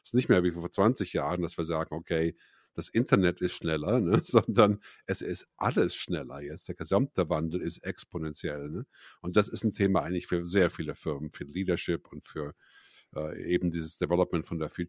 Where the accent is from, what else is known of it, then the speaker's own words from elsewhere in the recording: Bonn, North Rhine-Westphalia, Germany; moved away as an adult; also born or lived in United States; now in Zürich, Switzerland; Ja, ich bin ursprünglich aus Bonn in Deutschland und dann 1982 ausgewandert nach Amerika, um Musik zu studieren, Musik zu machen.